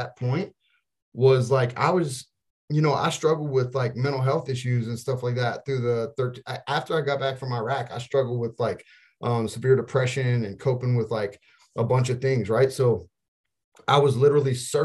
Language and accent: English; Opelousas, Louisiana, United States; I'm originally from Opelousas, Louisiana